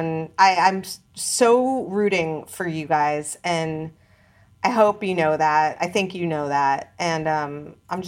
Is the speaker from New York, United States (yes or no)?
yes; New York, United States; as an American who grew up in New York